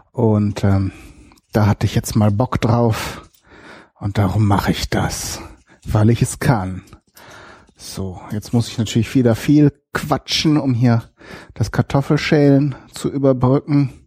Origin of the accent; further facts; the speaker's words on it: North Rhine-Westphalia, Germany; Ich komme komm ja aus Westfalen, genauer gesagt Ostwestfalen. Aus einem kleinen Städtchen dort.